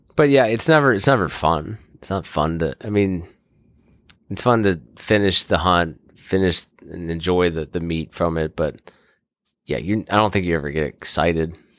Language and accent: English; Kensington, Maryland, United States; I grew up in Kensington, Maryland, where I live currently